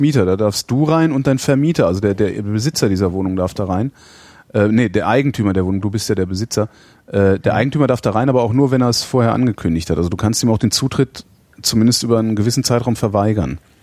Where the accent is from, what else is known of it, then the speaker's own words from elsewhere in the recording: West Germany, Germany; ich komme nicht aus der DDR, sondern aus der Bundesrepublik, aus der alten